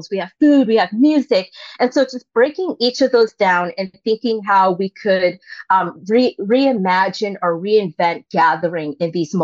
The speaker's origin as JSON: {"language": "English", "area": "Cape Cod", "region": "Massachusetts", "country": "United States", "tie": "born or raised there", "also_born_or_lived": "Vietnam", "said": "I grew up on Cape Cod"}